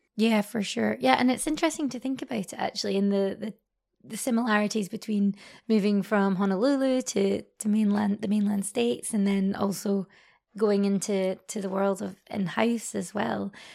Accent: Scotland, United Kingdom; now in Paris, France; I'm, I'm from Scotland originally, um, and now live, um, based in Paris at the moment

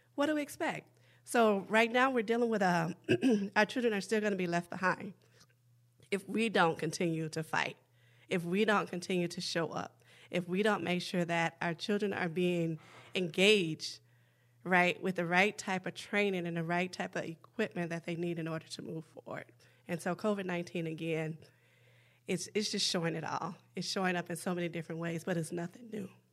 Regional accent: Chicago, Illinois, United States; now in Minneapolis, United States; Northside, Minneapolis has actually been my home since I relocated here from Chicago as my hometown

